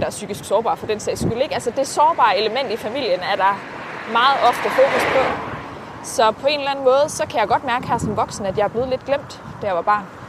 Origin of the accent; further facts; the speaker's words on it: Herning, Central Denmark Region, Denmark; Jamen, jeg er vokset op øh, i Herning, lidt uden for Herning ja. primært. Jeg har boet rigtig, rigtig mange forskellige steder, men primært omkring Herning-området